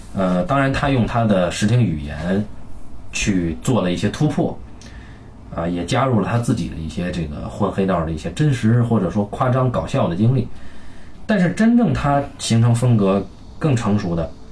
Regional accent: China; 我们中国人

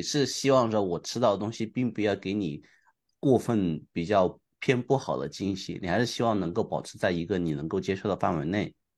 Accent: Hunan, China; moved away; 我其实作为一个湖南人，虽然是湖南人，因为在外面待太久了

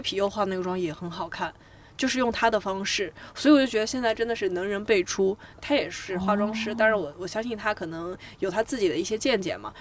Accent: China; 我们中国人

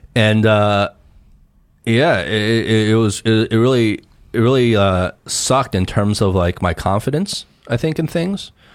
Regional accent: United States; moved away as an adult; now in China; Growing up in America

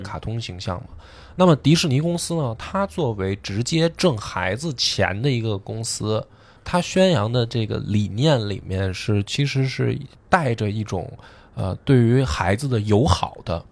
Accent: China; 我们中国人

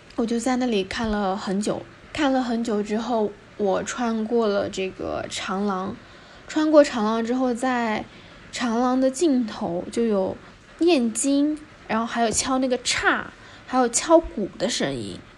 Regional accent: Zhejiang, China; 我是浙江的

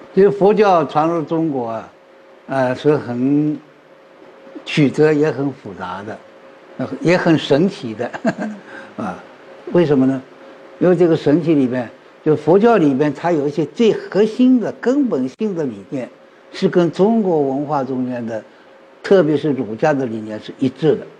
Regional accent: India; Chinese is a second language; moved away; 我是来自，呃，印度的

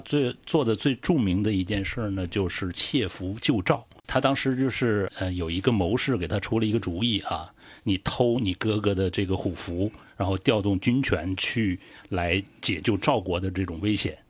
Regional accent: northern China, China; 因为我是北方人嘛

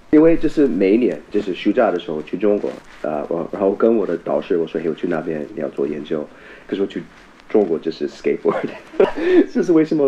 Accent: Vancouver, British Columbia, Canada; Chinese is a second language; moved away as an adult; also born or lived in United States / Taiwan; now in China; 很有可能我就是在温哥华那个地方长大了嘛

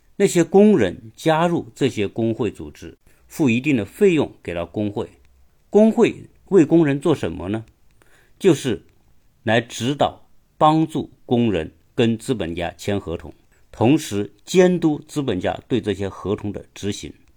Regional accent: China; 我们中国人都是非常熟悉的

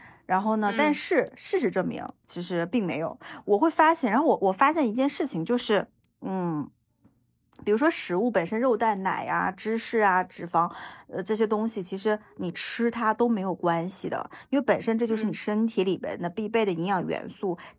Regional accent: Northeast China, China; moved away; 加上我们家是东北的嘛

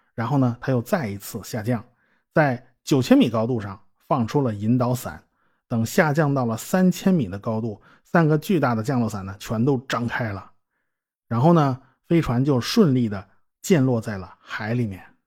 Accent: China; 我们中国人呢，就是喜欢把月亮上的阴影区啊想象成一只兔子啊

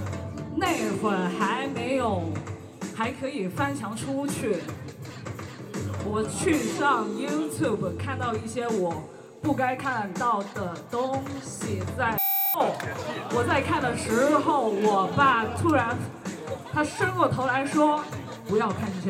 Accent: South China, China; first language Cantonese; now in Beijing, China; 我是一个南方人，家里说的是粤语，哎，刚来北京的时候住在东东五环

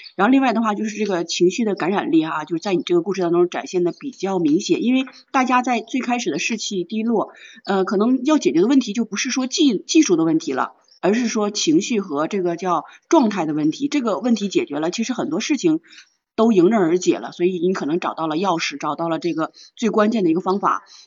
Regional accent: China; 我们中国人可能只是客套

